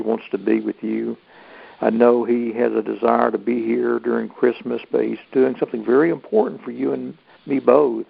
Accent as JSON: {"language": "English", "town": "Ball Ground", "region": "Georgia", "country": "United States", "tie": "born or raised there", "said": "here in my hometown, a ball ground"}